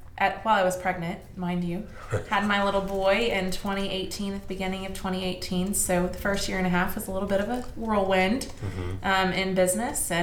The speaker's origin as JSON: {"language": "English", "town": "Newcastle", "region": "Oklahoma", "country": "United States", "tie": "born or raised there", "said": "I grew up in Newcastle, Oklahoma, which is where I live now"}